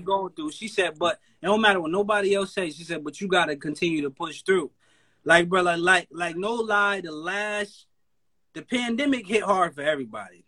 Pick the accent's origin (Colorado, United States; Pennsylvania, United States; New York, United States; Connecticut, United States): Connecticut, United States; I'm from Connecticut. That's where I'm from